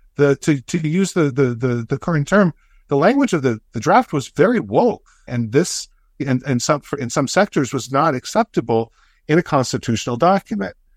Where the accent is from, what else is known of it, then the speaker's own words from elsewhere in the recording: United States; as an American